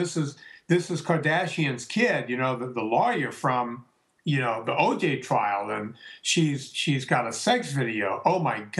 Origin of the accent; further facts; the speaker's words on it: the South, United States; we're both Italians from the South